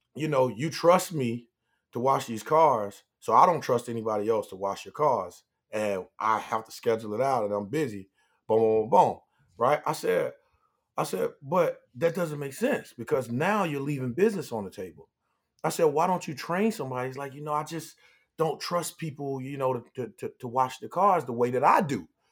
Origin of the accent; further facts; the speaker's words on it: Pine Hills, Florida, United States; growing up in Pine Hills